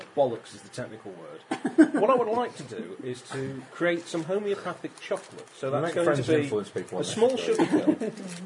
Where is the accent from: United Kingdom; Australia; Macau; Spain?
United Kingdom; England; As an English person